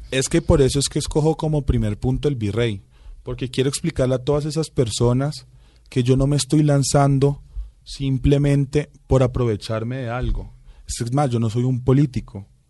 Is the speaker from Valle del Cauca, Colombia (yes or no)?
no; Bogotá, Colombia; mi hermano y yo sí somos rolitos